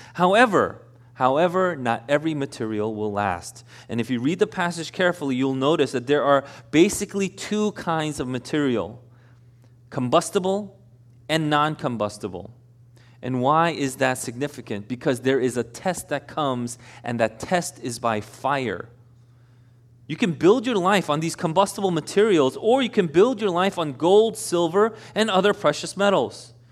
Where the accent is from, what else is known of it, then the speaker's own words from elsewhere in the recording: Elmhurst, United States; I'm from Elmhurst.